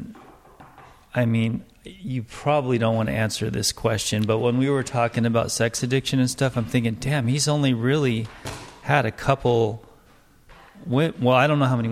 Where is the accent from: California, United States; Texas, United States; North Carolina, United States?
California, United States; Los Angeles; I grew up there in that pot yard